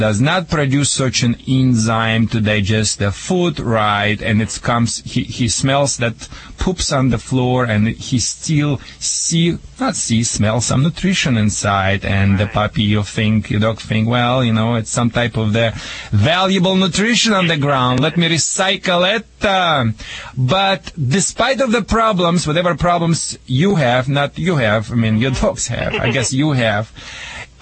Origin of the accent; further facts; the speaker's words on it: Russia; English is a second language; also born or lived in Michigan; now in United States; back in Russia